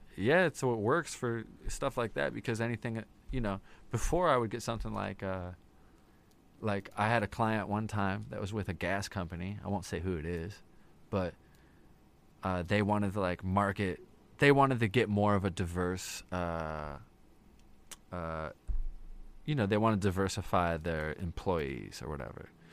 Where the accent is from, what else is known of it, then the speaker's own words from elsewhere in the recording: Wheaton, Illinois, United States; also born or lived in Hanover Park / Lake in the Hills; I grew up mostly in Wheaton.